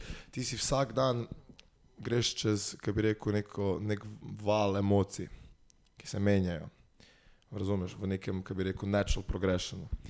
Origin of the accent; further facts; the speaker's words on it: Bela krajina, Slovenia; Mi nismo dolenska, mi smo bila krajna